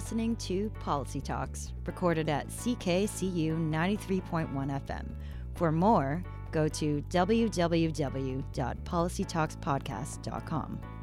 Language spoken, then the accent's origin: English; Canada; as Canadians